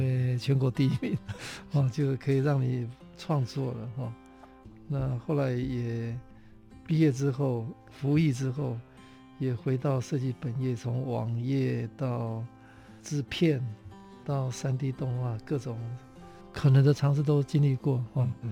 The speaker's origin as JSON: {"language": "Chinese", "town": "Kaohsiung", "country": "Taiwan", "tie": "born or raised there", "said": "我是高雄人"}